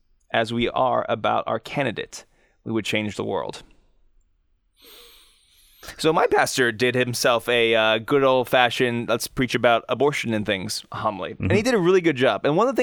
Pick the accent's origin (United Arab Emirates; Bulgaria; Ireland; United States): United States